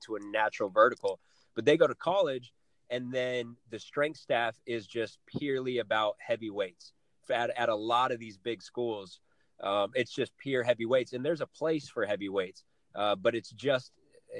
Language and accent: English; Flagstaff, Arizona, United States; moved away; Northern Arizona, back to my hometown